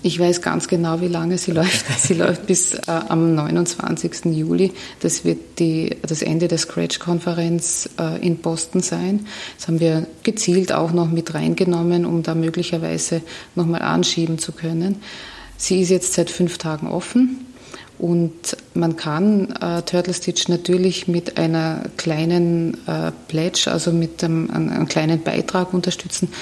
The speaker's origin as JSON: {"language": "German", "region": "Carinthia", "country": "Austria", "moved": "yes", "lives_now": "Vienna, Austria", "said": "ich bin Kärntnerin"}